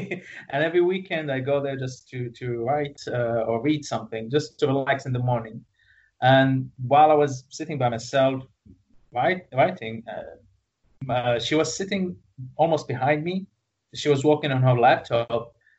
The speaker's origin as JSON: {"language": "English", "country": "Iraq", "moved": "yes", "lives_now": "Kuwait", "said": "I am originally from Iraq, yeah. And actually, our family moved here a long, long, long time ago when things were bad over there."}